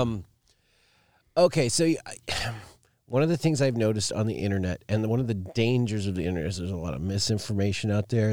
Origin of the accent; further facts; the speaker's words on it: Alaska, United States; growing up in Alaska